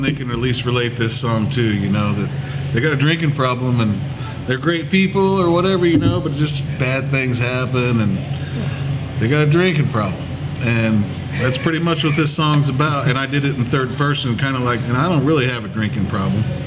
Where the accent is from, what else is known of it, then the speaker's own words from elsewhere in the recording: White River Township, Indiana, United States; we grew up running around the White River hunting and fishing, me and my brothers